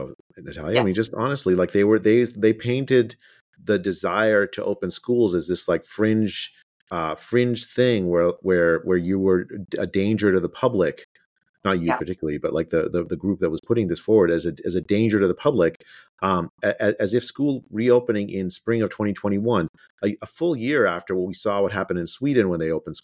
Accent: India; moved away; I was born in India

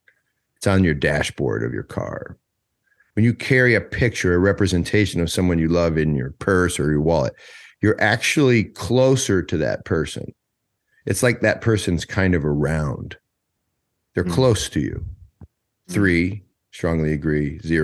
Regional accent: Wisconsin, United States; I don't feel like I'm from Wisconsin, though. I feel like I'm from New York.

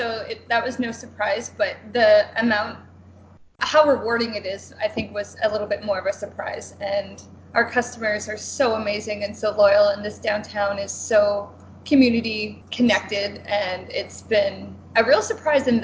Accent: Niagara-on-the-Lake, Ontario, Canada; moved away as an adult; now in Guelph, Canada; I grew up in Niagara on the Lake

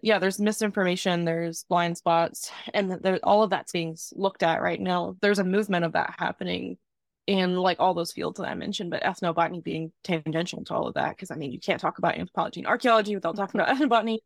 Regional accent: Southern Virginia, United States; accent: Southern; moved away as an adult; I grew up in the South, Southern Virginia in a small town

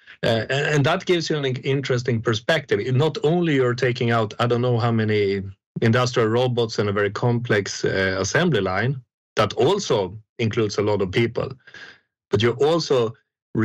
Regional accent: Sweden; English is a second language; I'm from Sweden, by the way, but you hear that from a dialect.

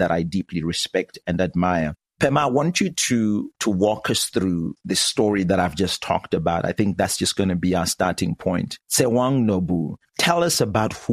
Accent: Zimbabwe; I'm from Zimbabwe

